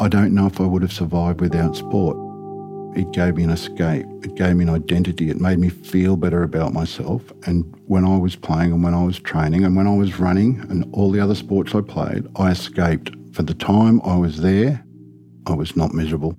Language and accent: English; Sydney, New South Wales, Australia; I grew up in North Ryde